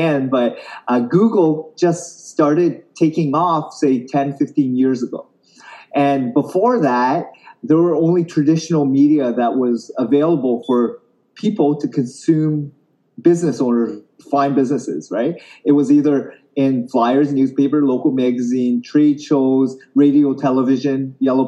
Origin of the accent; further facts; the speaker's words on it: Canada; I grew up in Canada